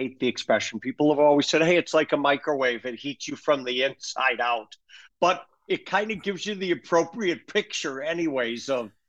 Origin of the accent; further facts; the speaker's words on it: Minneapolis, Minnesota, United States; now in Arizona, United States; growing up in Minneapolis, even though I'm in Arizona, lived in Scandinavianville.